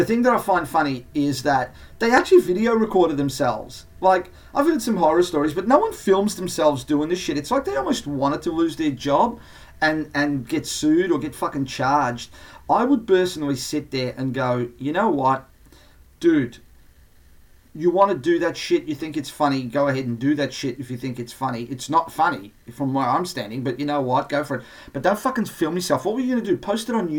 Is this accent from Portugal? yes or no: yes; Portugal; moved away; my home country, Portugal